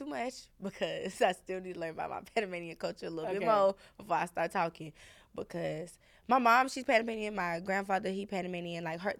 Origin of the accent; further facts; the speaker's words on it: California, United States; Yes, and also I grew up in California too.